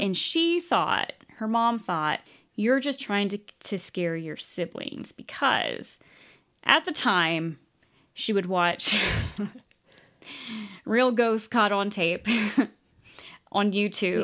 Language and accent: English; United States; I just say Native American because we're from the United States